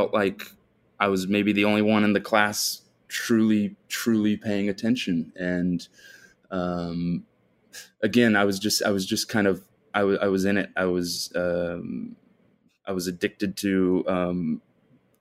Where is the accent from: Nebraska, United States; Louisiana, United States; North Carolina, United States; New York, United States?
Nebraska, United States; Omaha; I was born and raised in Omaha, Nebraska